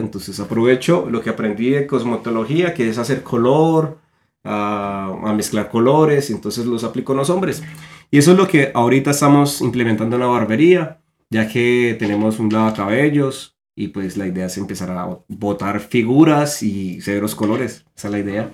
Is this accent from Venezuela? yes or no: no; Colombia; moved away as an adult; now in United States; somos dos colombianos